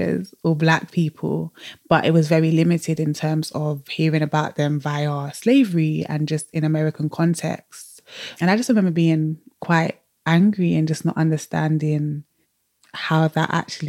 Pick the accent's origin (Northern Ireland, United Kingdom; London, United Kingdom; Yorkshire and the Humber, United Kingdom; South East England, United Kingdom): London, United Kingdom; moved away as an adult; now in Cardiff, United Kingdom; I am born and raised in London, South London to be precise.